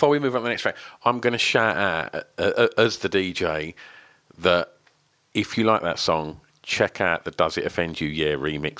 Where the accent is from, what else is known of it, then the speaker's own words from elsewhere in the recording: Essex, East of England, United Kingdom; I'm from Essex, where not a lot happens in the world of art and creating music.